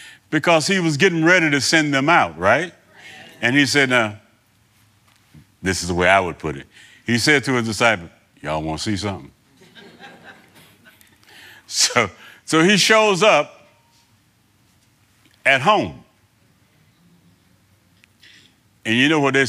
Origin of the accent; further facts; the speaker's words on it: New Bern, North Carolina, United States; I was born here in New Bern, two blocks down the street here